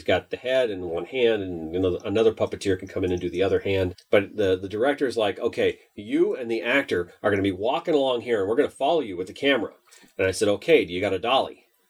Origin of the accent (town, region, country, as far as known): Minnesota, United States